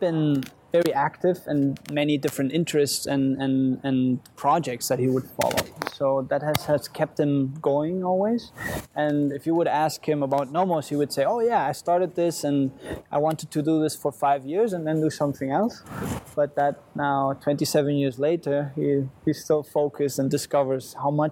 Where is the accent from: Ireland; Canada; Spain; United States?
Spain; moved away; I grew up in Spain on a little island.